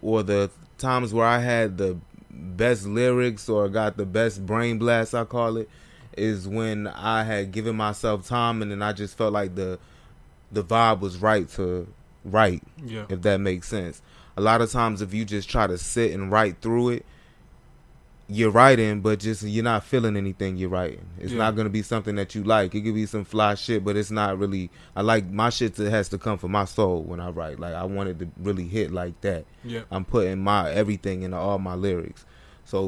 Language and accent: English; Raleigh, North Carolina, United States; also born or lived in Baltimore; So Raleigh. That's where I'm from